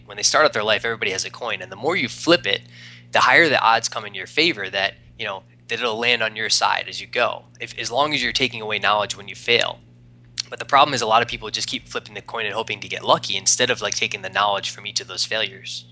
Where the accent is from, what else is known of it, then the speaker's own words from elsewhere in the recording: East Coast, United States; moved away as an adult; also born or lived in Arizona; I'm from the East Coast, moved out to Arizona